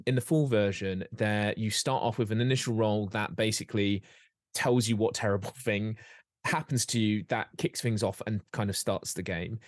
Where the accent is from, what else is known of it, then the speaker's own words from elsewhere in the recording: Derbyshire, East Midlands, United Kingdom; when I was growing up, and I grew up in Derbyshire